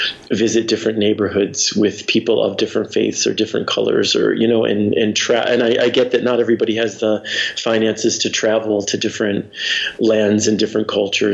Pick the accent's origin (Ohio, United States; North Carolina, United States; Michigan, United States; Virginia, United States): Michigan, United States; Detroit; I grew up in the Detroit suburbs. So, suburban Detroit.